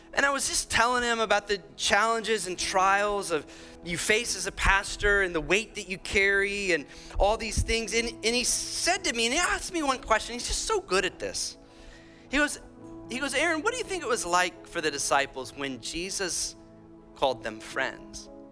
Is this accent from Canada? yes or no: no; Illinois and Iowa, Midwest, United States; accent: Midwest; moved away; I'm from Illinois uh, and Iowa.